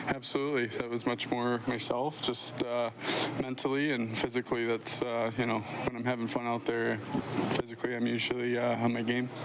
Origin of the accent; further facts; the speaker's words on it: United States; being American, growing up, going to college games